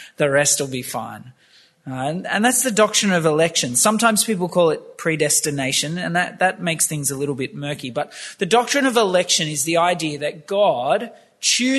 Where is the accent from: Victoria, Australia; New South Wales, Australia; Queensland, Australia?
New South Wales, Australia; Campbelltown; I grew up in Campbelltown